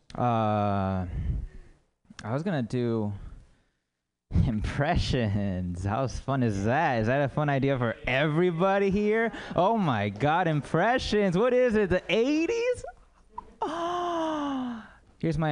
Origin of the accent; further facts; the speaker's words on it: United States; I'm American